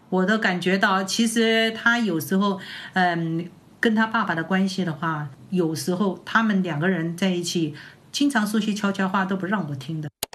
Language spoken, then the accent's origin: Chinese; Wuhan, Hubei, China; now in Shanghai, China; 我是武汉人，我现在在上海